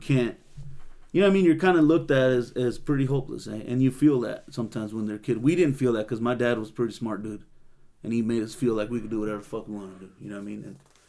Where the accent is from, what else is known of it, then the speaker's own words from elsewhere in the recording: Salinas, California, United States; growing up in Salinas